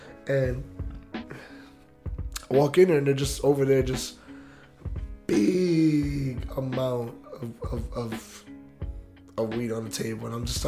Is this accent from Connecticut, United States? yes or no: no; New York City, New York, United States; accent: New York; now in Florida, United States; I was already living in Florida for years and everything, so instantly my New York accent came out